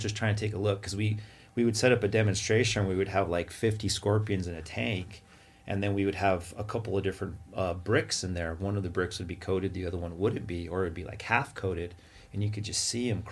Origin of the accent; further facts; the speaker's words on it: Santa Fe, New Mexico, United States; moved away; We grew up in New Mexico around the Santa Fe area.